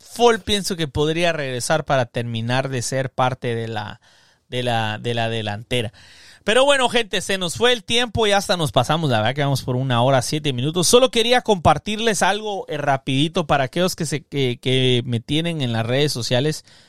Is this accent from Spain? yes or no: yes; Barcelona, Catalonia, Spain; Soy de Barcelona, ah, he crecido en una familia humilde.